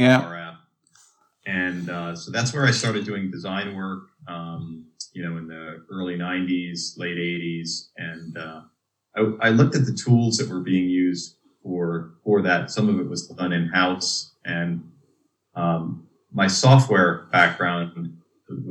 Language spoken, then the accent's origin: English; Dutchess County, New York, United States; I grew up in the New York area, Dutchess County